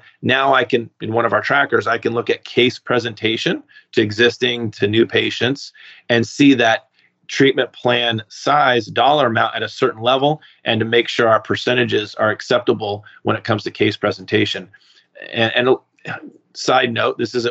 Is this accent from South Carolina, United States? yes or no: no; California, United States; moved away as an adult; also born or lived in Maine; I was from California.